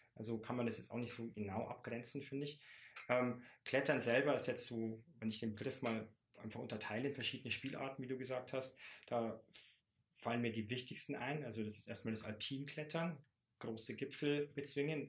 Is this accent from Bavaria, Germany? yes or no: yes; Bavarian Forest, Germany; bei uns im Bayerischen Wald